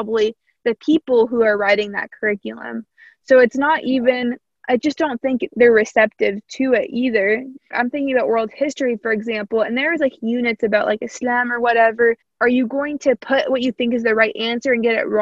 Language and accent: English; Evansville, Indiana, United States; accent: Southern; slight country accent; I grew up in Indiana, close to Kentucky, so I have a little bit of a Southern accent